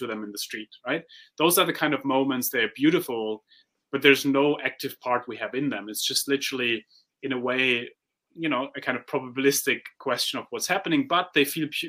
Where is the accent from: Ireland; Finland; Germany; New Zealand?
Germany; I come from Germany